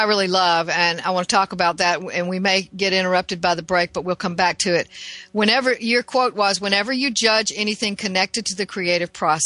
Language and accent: English; the South, United States; I'm from the South